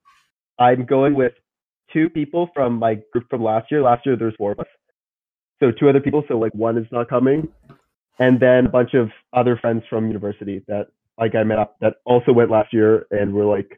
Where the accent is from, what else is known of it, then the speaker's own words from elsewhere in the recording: north of Toronto, Ontario, Canada; I'm from Ontario. I'm from north of Toronto. Like, pretty far.